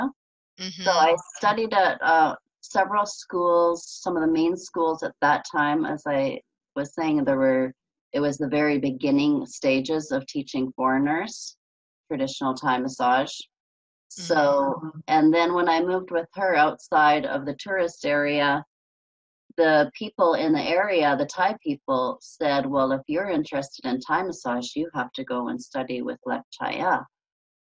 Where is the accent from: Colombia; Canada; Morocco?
Canada; accent: Canadian; moved away as an adult; now in California, United States; originally I'm from Canada and I've been living in California now for about 22 years. And you could probably hear that accent still in the way I say about